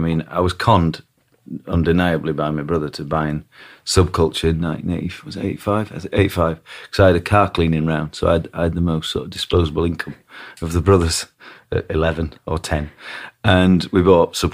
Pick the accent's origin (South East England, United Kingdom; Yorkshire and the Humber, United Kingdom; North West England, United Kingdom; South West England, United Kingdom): Yorkshire and the Humber, United Kingdom; Barnsley; growing up in Barnsley